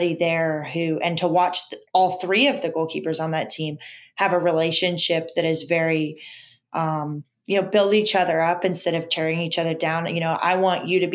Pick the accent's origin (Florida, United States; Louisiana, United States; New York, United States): Florida, United States; Orlando; moved away as an adult; also born or lived in Oklahoma; now in Alabama, United States; I grew up in Orlando where, like, there's every sport